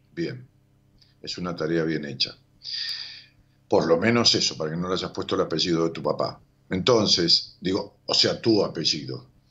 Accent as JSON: {"language": "Spanish", "town": "Ramos Mejía", "region": "Buenos Aires Province", "country": "Argentina", "tie": "born or raised there", "said": "Ramón Mejía, que es mi pueblo"}